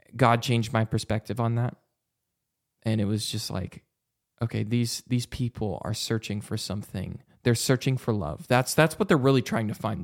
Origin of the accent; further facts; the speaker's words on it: Vancouver, Washington, United States; Vancouver, Washington is my hometown